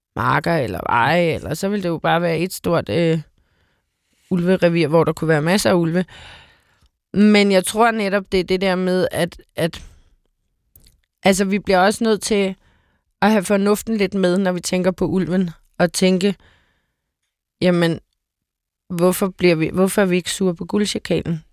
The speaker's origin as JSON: {"language": "Danish", "town": "Copenhagen", "region": "Capital Region of Denmark", "country": "Denmark", "said": "også som københavner"}